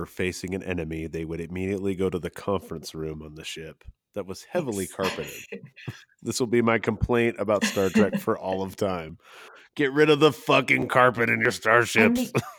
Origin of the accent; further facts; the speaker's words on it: San Francisco, California, United States; My hometown team, the San Francisco 49ers, just won their way to the championship game